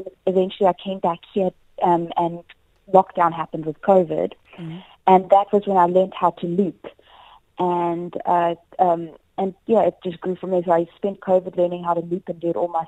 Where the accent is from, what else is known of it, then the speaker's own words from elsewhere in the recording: South Africa; I am South African. That's where my heart belongs